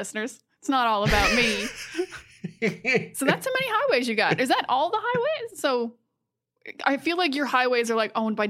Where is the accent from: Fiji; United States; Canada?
Canada; New Brunswick; I'm from New Brunswick in Canada, and New Brunswick all has single lane highways.